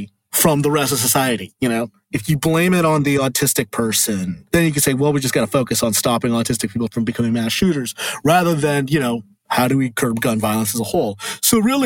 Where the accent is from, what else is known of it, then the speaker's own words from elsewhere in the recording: Southern California, United States; I grew up in Southern California